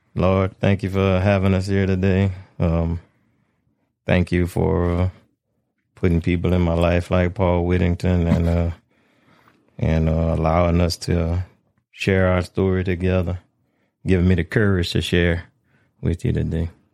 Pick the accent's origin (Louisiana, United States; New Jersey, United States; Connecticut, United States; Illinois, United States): Louisiana, United States; Abbeville; I'm born and raised in Abbeville, but my, my family was from, uh, Pecan Island